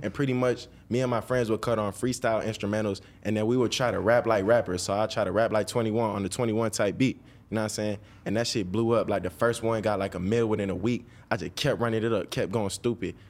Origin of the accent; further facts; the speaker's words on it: Dallas, Georgia, United States; I was born and raised in Georgia my whole life